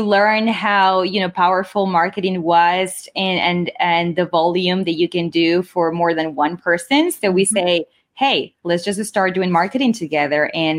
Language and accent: English; Lima, Peru; now in Coral Springs, United States; And I was born and raised in Lima, Peru, and I live in Coral Springs, Florida.